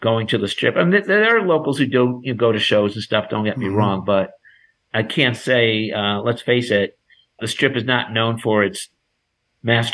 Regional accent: New York, United States; now in Las Vegas, United States; I'm from New York

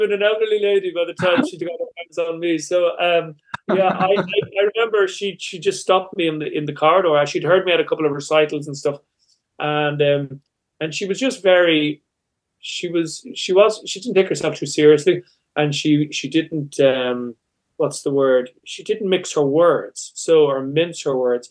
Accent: Ireland

